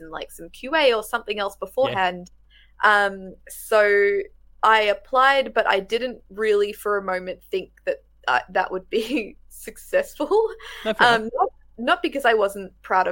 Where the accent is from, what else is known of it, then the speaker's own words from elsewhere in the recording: rural Victoria, Australia; moved away as an adult; also born or lived in Melbourne; now in Adelaide, Australia; I grew up in Victoria. I grew up in rural Victoria though.